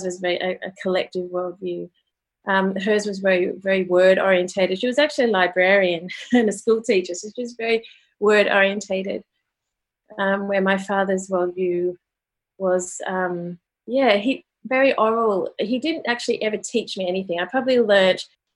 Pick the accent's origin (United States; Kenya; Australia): Australia; Sydney, New South Wales; now in Melbourne, Australia; I grew up in Australia, in normal kind of suburban Sydney, Australia